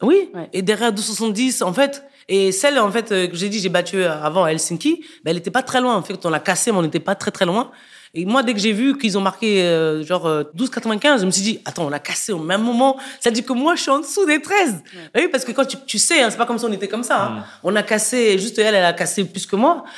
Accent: Cameroon; now in France; je viens du Cameroun.

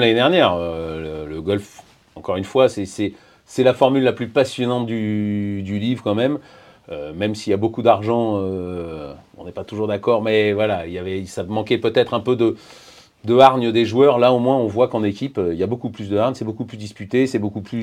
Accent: France; on est Français

